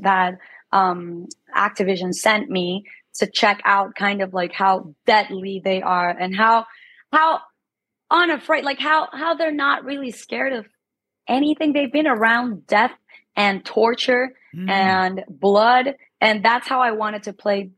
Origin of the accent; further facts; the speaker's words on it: Ecuador; moved away; also born or lived in Mexico; I am Ecuadorian. I was born and raised in Ecuador.